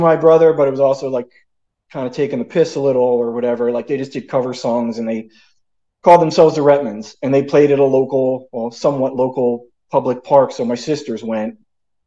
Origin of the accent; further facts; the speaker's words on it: Ewing, New Jersey, United States; I grew up in a suburb of Trenton, New Jersey called Ewing